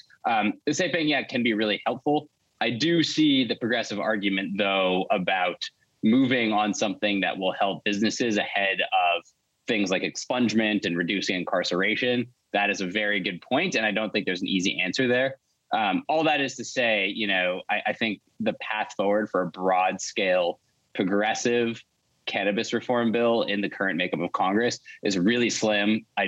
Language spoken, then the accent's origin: English; Canada; now in New York, United States; Well, sure. I'm a Canadian New Yorker. I'll say that very much. Originally Canada, now New York.